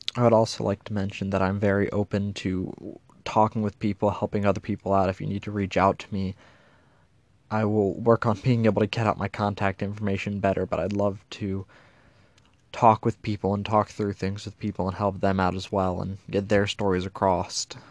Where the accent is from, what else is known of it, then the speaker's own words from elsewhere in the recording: Pasadena, Maryland, United States; also born or lived in Okinawa, Japan; I live in Pasadena, Maryland, in the United States of America. And I am a military family. I was born in Okinawa